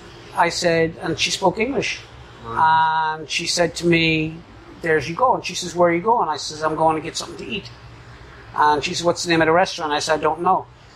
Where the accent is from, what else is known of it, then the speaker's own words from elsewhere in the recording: Ireland; moved away as an adult; now in Vietnam; I grew up in Ireland